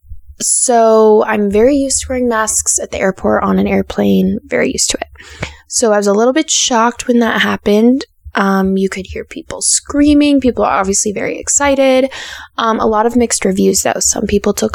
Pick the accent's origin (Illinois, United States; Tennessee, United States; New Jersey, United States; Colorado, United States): Colorado, United States; Denver; I am from Denver